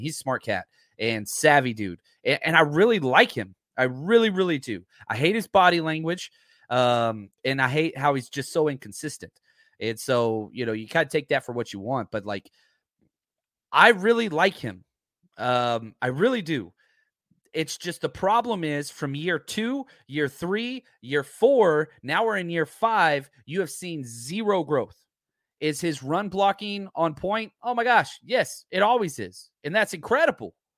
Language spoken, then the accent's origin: English; the South, United States; I am from the South